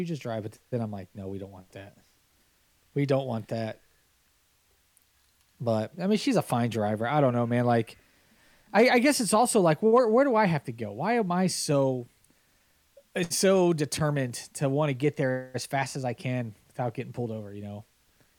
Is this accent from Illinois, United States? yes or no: yes; Hanover Park / Streamwood, Illinois, United States; moved away; I'm a Hanover Parkian or Streamwoodian.